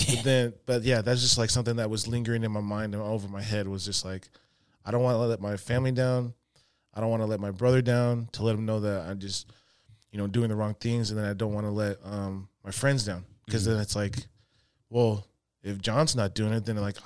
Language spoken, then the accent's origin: English; Murray, Utah, United States; moved away as an adult; Murray, Utah